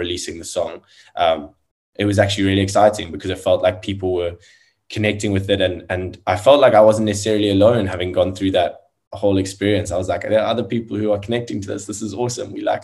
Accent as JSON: {"language": "English", "country": "South Africa", "said": "South African musician"}